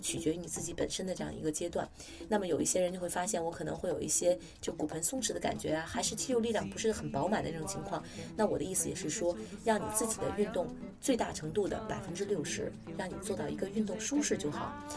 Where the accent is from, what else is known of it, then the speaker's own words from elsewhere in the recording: China; 我们中国人